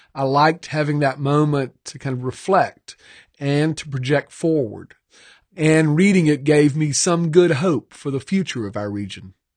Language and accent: English; Georgia, United States; now in Mississippi, United States; I was born in Georgia. I'm raising a family in Mississippi